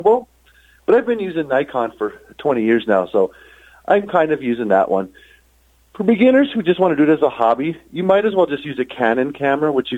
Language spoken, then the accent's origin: English; Houston, Texas, United States; also born or lived in Calgary, Alberta, Canada / Sidney, Montana, United States; now in Shaunavon, Canada; I was raised, actually, mostly in Houston, Texas